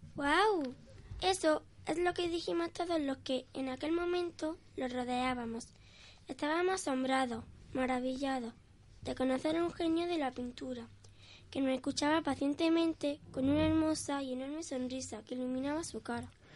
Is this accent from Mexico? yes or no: no; Albolote, Andalusia, Spain; la plaza del ayuntamiento y la iglesia de mi pueblo.